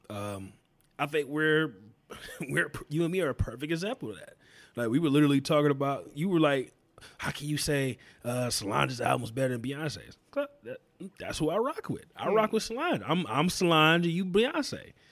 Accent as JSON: {"language": "English", "region": "the South", "country": "United States", "tie": "born or raised there", "said": "that's just how it was, you know, growing up in the South."}